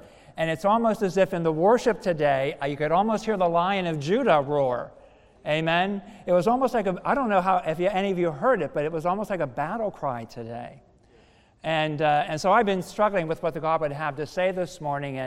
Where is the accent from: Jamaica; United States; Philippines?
United States; moved away; also born or lived in Philadelphia; I'm a country boy from Somerset County, so, you know, very rural area, know all about the farming stuff and living off the land